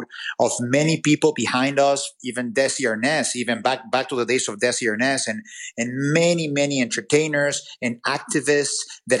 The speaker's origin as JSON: {"language": "English", "country": "Mexico", "second_language": "English", "said": "I'm from Mexico or that I speak with an accent"}